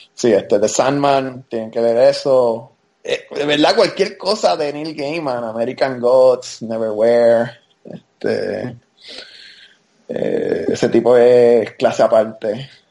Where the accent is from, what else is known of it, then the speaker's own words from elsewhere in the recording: Puerto Rico; moved away as an adult; now in United States; obviamente me crié en Puerto Rico, pero yo viví toda mi vida adulta ya en los Estados Unidos.